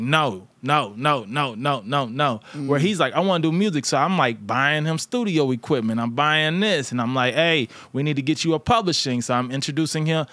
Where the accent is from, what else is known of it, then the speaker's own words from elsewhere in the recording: St. Louis, Missouri, United States; I'm from St. Louis.